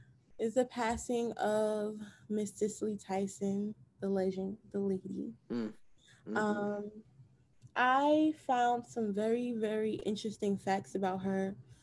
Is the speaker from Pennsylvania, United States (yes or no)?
no; East Orange, New Jersey, United States; there was a school in my hometown of East Orange, New Jersey, named after her.